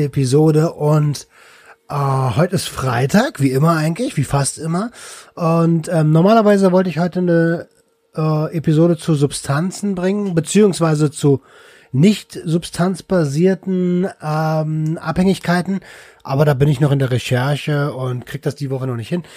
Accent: Berlin, Germany; ich komme aus Berlin

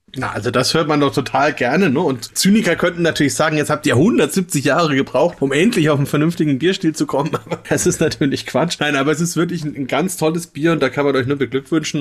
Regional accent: Franconia, Germany; ich als Franke

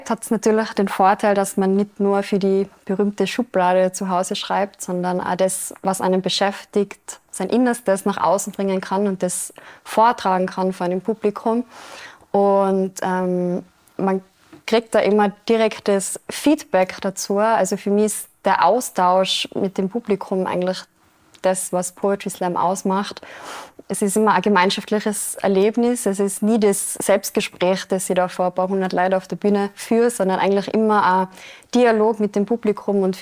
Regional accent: Austria; Bei uns in Österreich sind es fünf Minuten.

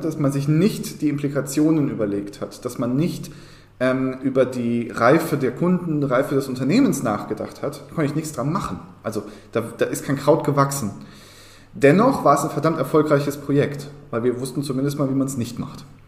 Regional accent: Berlin, Germany; auch hier muss ich mich wieder outen als Berliner

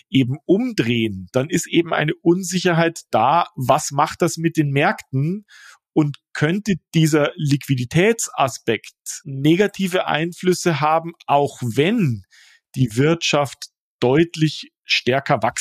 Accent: Munich, Bavaria, Germany; Ich bin in Neuperlach aufgewachsen.

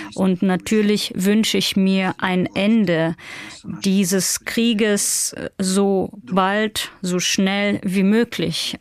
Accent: Chelyabinsk, Chelyabinsk Oblast, Russia; moved away as an adult; also born or lived in St. Petersburg, Russia; now in Tbilisi, Georgia; in der ich geboren bin und aufgewachsen bin, in meinem Heimatort der Stadt Chelyabinsk. Dort habe ich ähm, gelebt, bis ich 18 war

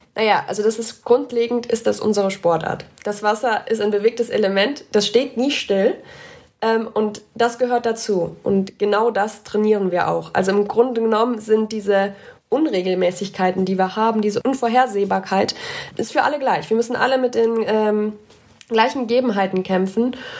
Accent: Ahrweiler district, Rhineland-Palatinate, Germany; moved away as an adult; now in Augsburg, Germany; in meiner Heimat

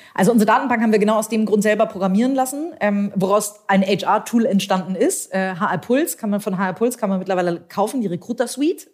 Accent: Hamburg, Germany; ich bin Hamburgerin, tatsächlich auch gebürtige Hamburgerin, habe hier Jura studiert in Hamburg

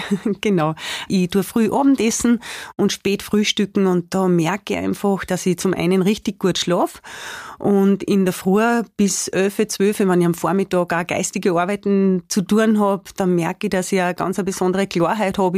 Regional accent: Spital am Pyhrn, Upper Austria, Austria; now in Attersee, Austria; Spital am Büren, das ist so meine Heimatgemeinde, wo ich auch aufgewachsen bin

